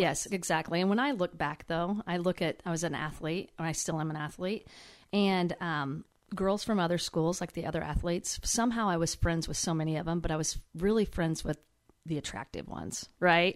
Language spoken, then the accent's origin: English; Howard, Kansas, United States; Howard, Kansas.